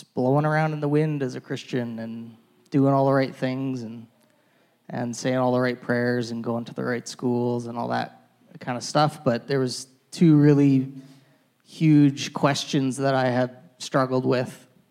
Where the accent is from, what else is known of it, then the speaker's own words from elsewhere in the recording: Calgary, Alberta, Canada; I'm born and raised in Calgary, really not too far from here in Whitehorn. So that's where I grew up